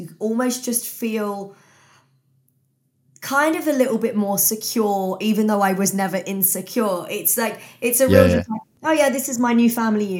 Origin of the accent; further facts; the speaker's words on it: Bletchley, South East England, United Kingdom; I now live like just outside Milton Keynes, but I grew up in Bletchley, went to school around here